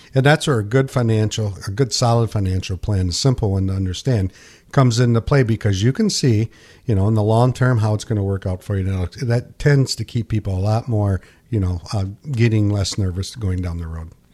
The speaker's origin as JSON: {"language": "English", "country": "United States", "tie": "born or raised there", "said": "born and raised in Pinkani"}